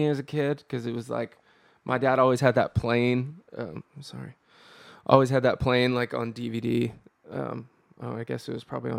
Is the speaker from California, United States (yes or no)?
yes; California, United States; No, I'm from Northern California.